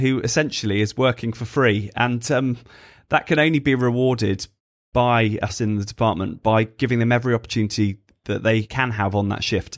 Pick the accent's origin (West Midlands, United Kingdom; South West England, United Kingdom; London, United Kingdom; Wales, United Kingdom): West Midlands, United Kingdom; Stratford-upon-Avon; moved away as an adult; also born or lived in Birmingham; now in Bristol, United Kingdom; growing up in Stratford, so not too far from Birmingham